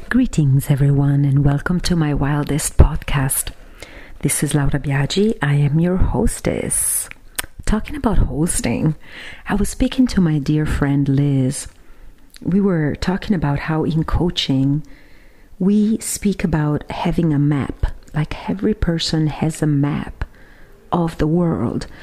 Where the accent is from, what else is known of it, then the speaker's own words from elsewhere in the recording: Siena, Tuscany, Italy; my hometown of Siena here in Italy